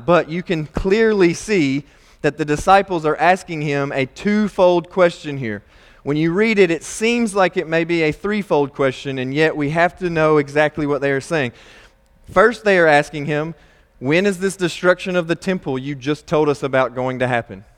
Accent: Nebo, Kentucky, United States; I grew up in Nebo, Kentucky

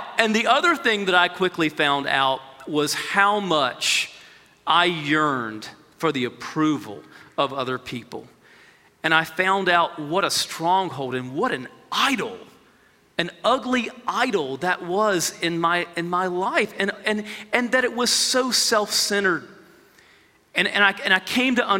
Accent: United States; as American believers

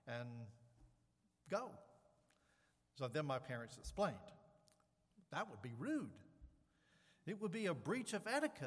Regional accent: the South, United States; I grew up in the South

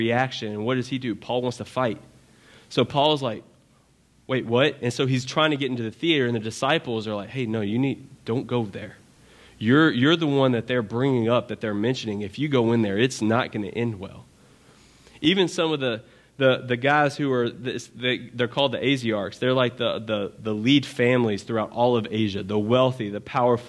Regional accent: Baton Rouge, Louisiana, United States; I'm from Baton Rouge

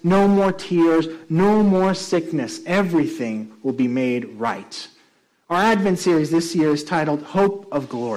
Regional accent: Puerto Rico; also born or lived in New York; now in Chatham County, United States; one of my colleagues was also from Puerto Rico, like I am

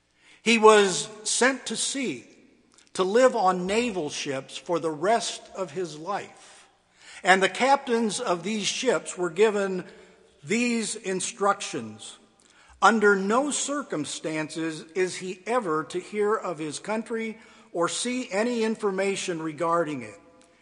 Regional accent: Ecuador; now in United States; As a child and a teenager growing up in Ecuador, I felt accepted. But as an adult married to an American woman, I was treated like any other gringo.

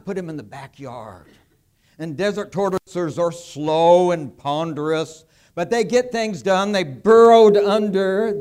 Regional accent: California, United States; where I grew up in California

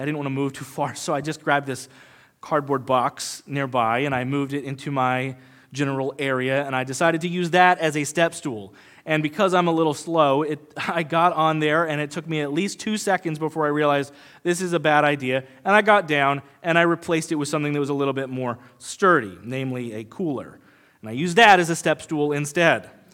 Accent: United States; we as modern American Christians

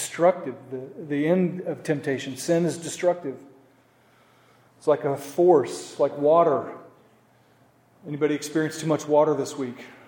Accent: Oklahoma, United States; moved away; I'm from Oklahoma

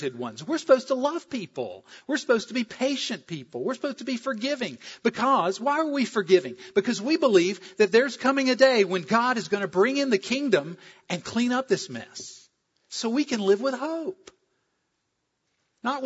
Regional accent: South Carolina, United States; moved away; I'm from South Carolina.

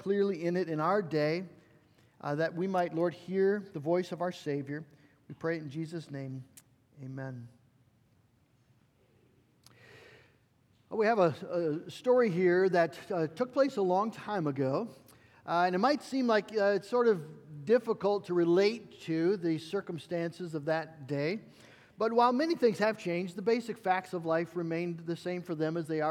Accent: United States; live as an American Christian

